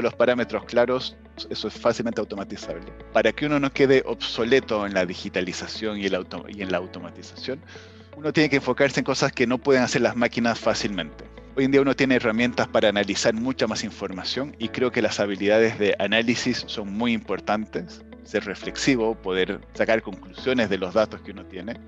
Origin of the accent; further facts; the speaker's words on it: Bolivia; also born or lived in Europe; now in Chile; soy boliviano, estudié en Chile pregrado